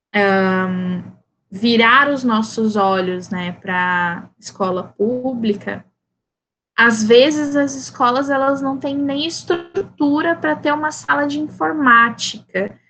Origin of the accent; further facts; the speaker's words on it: Campo Grande, Mato Grosso do Sul, Brazil; first language Portuguese; nascida e criada em Campo Grande, Mato Grosso do Sul